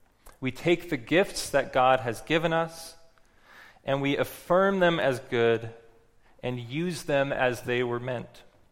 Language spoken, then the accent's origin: English; West Coast, United States; because I'm from the West Coast and I know we got a bit of a reputation for being a little granola out there.